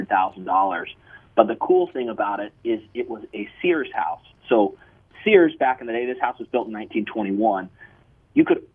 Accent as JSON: {"language": "English", "region": "Arizona", "country": "United States", "tie": "born or raised there", "moved": "yes", "lives_now": "California, United States", "said": "I was born and raised out there in Arizona"}